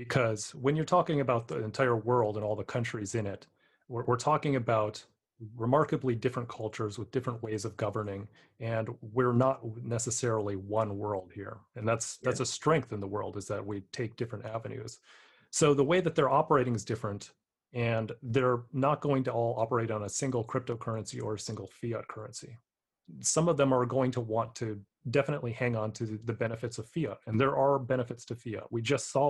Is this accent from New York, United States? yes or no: no; San Francisco, California, United States; my hometown of San Francisco